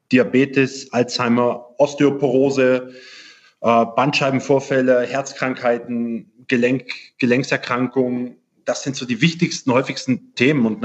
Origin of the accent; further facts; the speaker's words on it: Germany; Ich komme ursprünglich aus Deutschland und da kommt man in diese Sportart von Opa, Papa eigentlich nur direkt hinein.